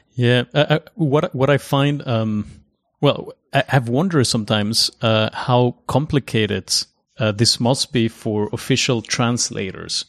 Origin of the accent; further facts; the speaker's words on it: Mexico; first language Spanish; English is a second language; moved away; my mother tongue, I mean, of course, mine comes from Mexico